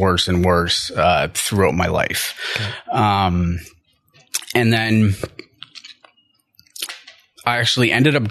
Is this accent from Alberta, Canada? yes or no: no; Ottawa, Ontario, Canada; I'm from Ottawa. I'm born and raised.